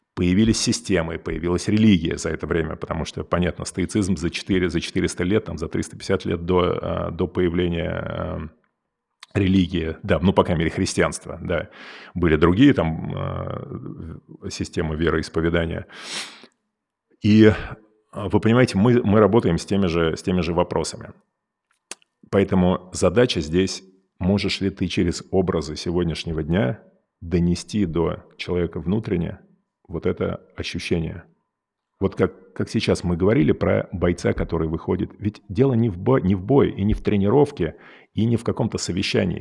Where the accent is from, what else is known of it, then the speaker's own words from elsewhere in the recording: Moscow, Russia; moved away as an adult; also born or lived in California; я вырос в Москве